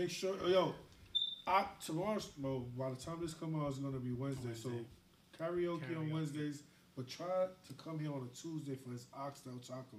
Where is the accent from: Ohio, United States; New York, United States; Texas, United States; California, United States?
New York, United States; New York City; We grew up with all the niggas our age in Canarsie is our friends.